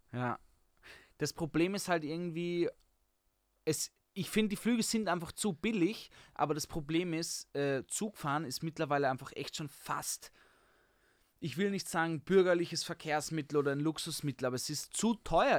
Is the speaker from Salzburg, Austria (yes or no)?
no; Vienna, Austria; ich bin auch Wiener